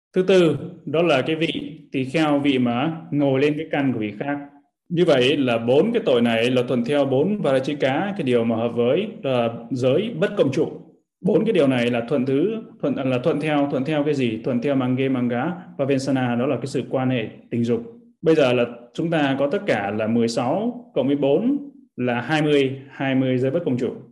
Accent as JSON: {"language": "Vietnamese", "country": "Vietnam", "said": "mình là uh, người Việt Nam là dòng dõi rồng"}